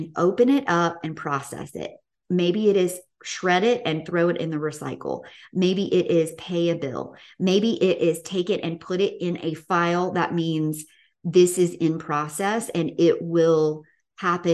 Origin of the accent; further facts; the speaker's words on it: the South, United States; growing up in the South.